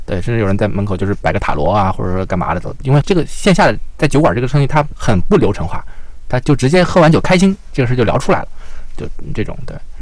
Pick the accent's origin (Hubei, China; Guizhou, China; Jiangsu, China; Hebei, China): Jiangsu, China; Yancheng; now in Beijing, China; 我是江苏盐城人